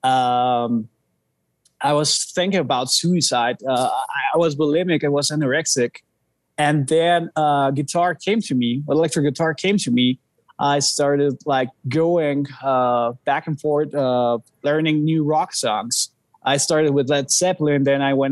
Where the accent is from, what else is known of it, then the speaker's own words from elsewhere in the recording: Mexico City, Mexico; we're from Mexico City